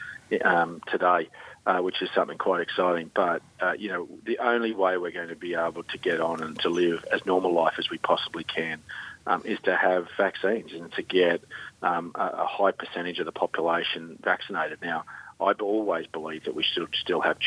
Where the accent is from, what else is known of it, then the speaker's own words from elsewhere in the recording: Chinchilla, Queensland, Australia; my hometown of Chinchilla, we've seen a transformation there economically and socially